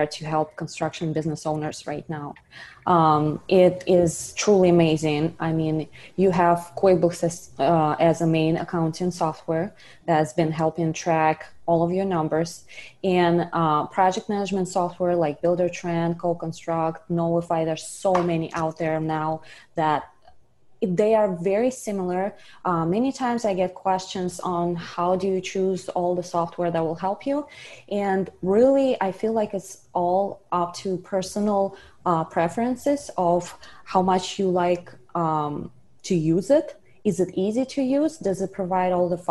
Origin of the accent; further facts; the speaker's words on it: Russia; moved away as an adult; now in South Florida, United States; I'm originally from Russia. Moved here about 10 years ago and continued on my education